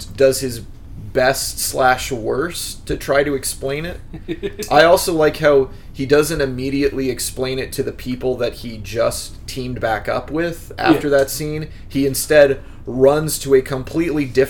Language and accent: English; Midwest, United States; I grew up in the Midwest, so all I'm familiar with is abstinence only.